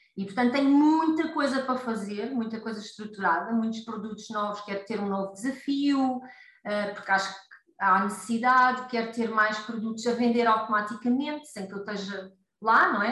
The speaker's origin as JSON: {"language": "Portuguese", "town": "Costa da Caparica", "region": "Setúbal", "country": "Portugal", "tie": "born or raised there", "lives_now": "Seixal, Portugal", "said": "embora a minha terra seja ali mais para o lado da costa da Caparica"}